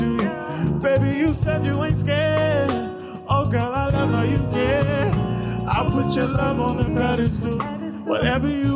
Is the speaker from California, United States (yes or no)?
yes; Long Beach, California, United States; I'm from Long Beach, California